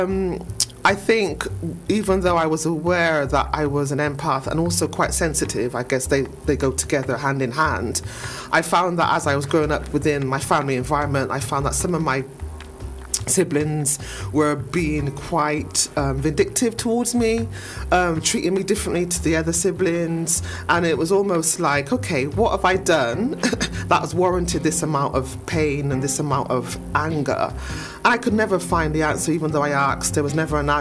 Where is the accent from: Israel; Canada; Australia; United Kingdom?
United Kingdom; Bristol, South West England; also born or lived in Easton, Bristol; I think I grew up in St. Paul's, lovely St. Paul's, most of my life, and then transitioned over to Eastern, and now I'm living in another part of the area, Bristol.